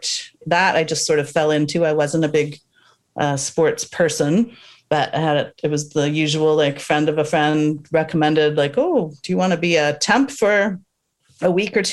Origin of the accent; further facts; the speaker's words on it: Toronto, Ontario, Canada; now in Vancouver, Canada; I was born and raised in North York. So that's a suburb of Toronto